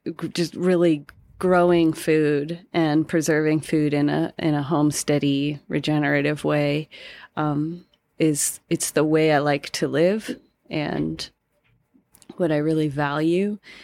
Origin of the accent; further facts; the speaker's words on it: Denver, Colorado, United States; I'm from Colorado, currently live in Colorado still. Um, from Denver and have always lived here